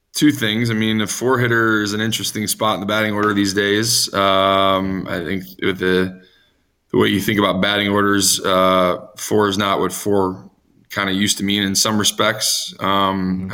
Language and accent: English; Chicago, Illinois, United States; I grew up in the Chicago area